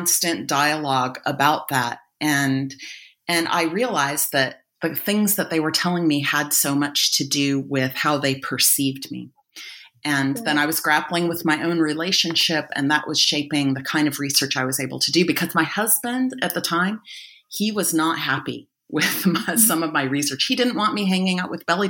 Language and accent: English; United States; also born or lived in Egypt; now in Australia; I'm based in Australia now, but I'm originally American.